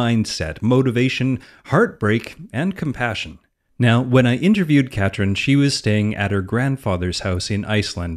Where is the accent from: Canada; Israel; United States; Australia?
Canada; I'm Canadian, so when I see words that are in different languages, my default is to pronounce them French